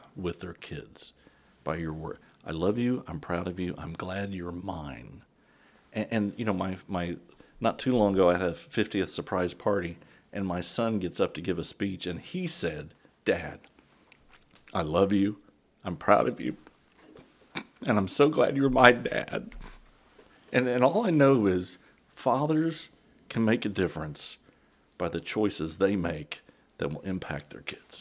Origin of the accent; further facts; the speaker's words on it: San Antonio, Texas, United States; I grew up in San Antone.